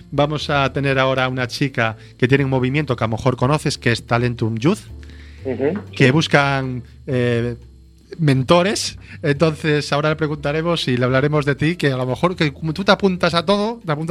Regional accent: Galicia, Spain; Bueno, sabes cómo somos los gallegos, ¿no?

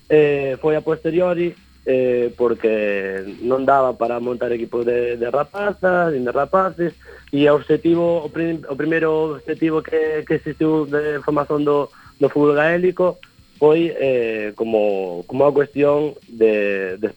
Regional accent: Ourense, Galicia, Spain; also born or lived in Vigo; xa me viño para a miña cidade que son de Ourense.

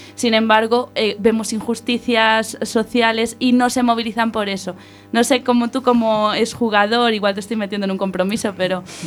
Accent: Vigo, Galicia, Spain; a mi tierra

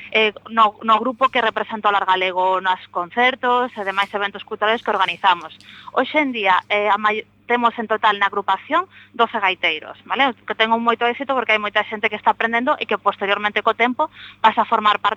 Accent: Monforte de Lemos, Galicia, Spain; now in Seville, Spain

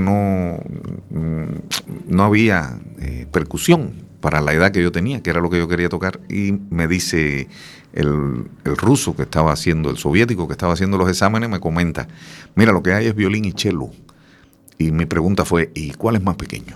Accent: Camagüey, Cuba; moved away as an adult; now in A Coruña, Spain; allá en Cuba, eh, es el sitio donde nací, en Camagüey

